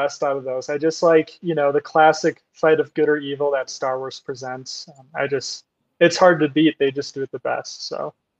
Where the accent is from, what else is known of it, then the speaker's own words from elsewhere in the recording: Plymouth, Minnesota, United States; now in Denver, United States; I'm originally from Plymouth, Minnesota, just a small little suburb by Minneapolis. Moved out to Denver, so out here in the Rockies now.